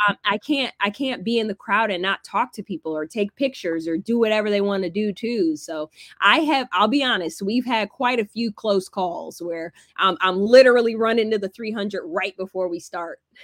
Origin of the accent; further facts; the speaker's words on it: Alpharetta, Georgia, United States; also born or lived in California; I grew up in Georgia